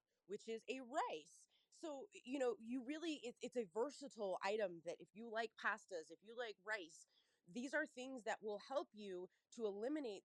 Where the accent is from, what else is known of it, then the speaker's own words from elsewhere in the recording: Cincinnati, Ohio, United States; moved away; I'm from Cincinnati, Ohio. So any of my fellow Cincinnatians